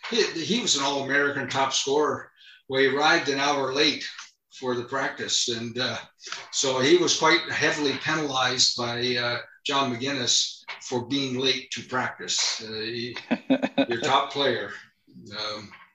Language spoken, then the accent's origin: English; Sault Ste. Marie, Ontario, Canada; moved away as an adult; also born or lived in Houghton, Michigan; we're both from Sault Ste. Marie, Ontario, both graduated from Tech